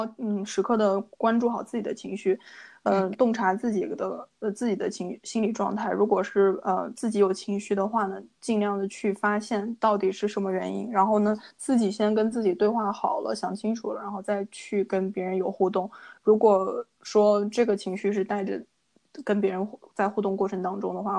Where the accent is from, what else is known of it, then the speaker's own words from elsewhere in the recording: China; now in Canada; 然后像我们中国人就说礼多人不怪